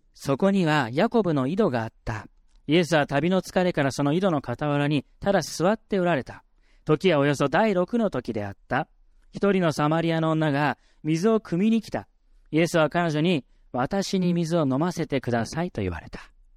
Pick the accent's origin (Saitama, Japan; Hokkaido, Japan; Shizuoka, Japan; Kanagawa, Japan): Kanagawa, Japan; Yokohama; 僕は神奈川県横浜市出身